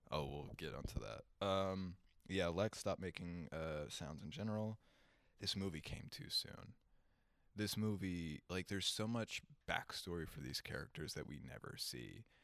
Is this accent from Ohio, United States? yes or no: no; Kentucky, United States; We are from Kentucky